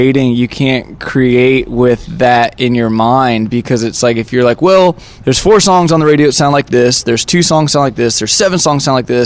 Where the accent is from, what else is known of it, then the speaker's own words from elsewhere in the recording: United States; we are from the United States. We're from Tennessee, Kentucky, and Georgia